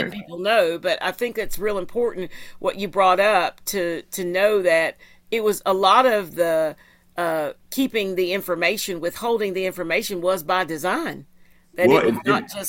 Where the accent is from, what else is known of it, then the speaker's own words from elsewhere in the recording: Tennessee, United States; also born or lived in Greeneville, Tennessee; I'm from Tennessee